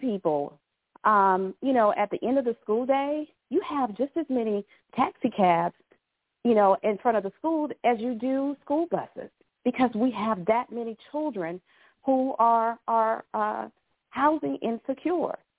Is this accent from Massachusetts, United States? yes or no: no; Columbia, South Carolina, United States; I was born and raised here in Columbia, South Carolina.